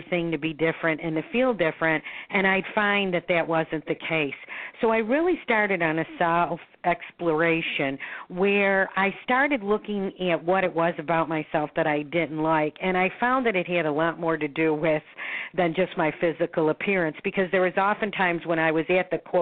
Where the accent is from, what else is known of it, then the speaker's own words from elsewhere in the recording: Buffalo, New York, United States; moved away as an adult; now in Florida, United States; I was born in Buffalo, New York. I now am a resident of Florida, so I split my time between Florida and Buffalo.